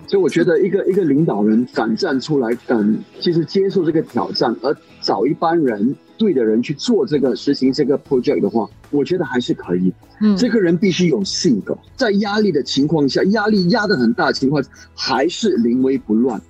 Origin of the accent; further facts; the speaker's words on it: Singapore; 我是新加坡人，我爱新加坡